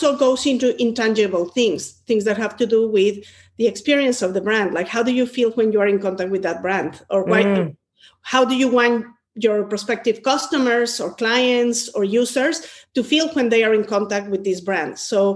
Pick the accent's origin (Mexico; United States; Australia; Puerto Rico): Mexico; moved away; I'm originally from Mexico, and I was born in a family where creativity was